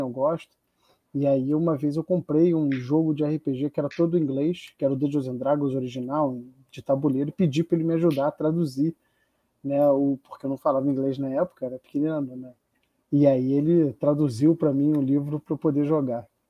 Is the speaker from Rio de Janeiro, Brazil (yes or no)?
yes; Rio de Janeiro, Brazil; eu cresci em Copacabana